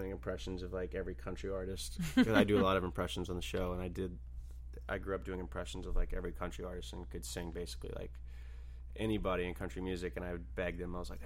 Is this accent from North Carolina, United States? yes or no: no; Nashville, Tennessee, United States; born or raised there; moved away